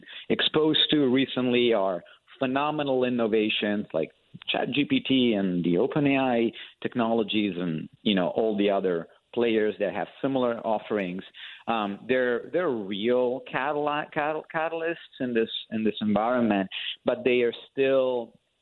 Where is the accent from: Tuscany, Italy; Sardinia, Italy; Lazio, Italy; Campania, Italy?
Lazio, Italy; Rome; moved away as an adult; also born or lived in Westport, Connecticut; now in United States; I am originally from Rome and came to the wonderful United States of America in 2007